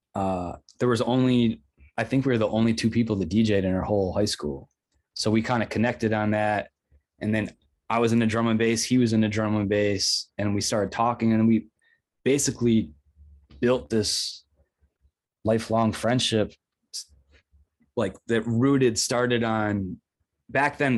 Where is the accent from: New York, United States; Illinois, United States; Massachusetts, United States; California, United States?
New York, United States; Rochester; moved away as an adult; also born or lived in Brooklyn, New York; I moved back to Rochester from Brooklyn last year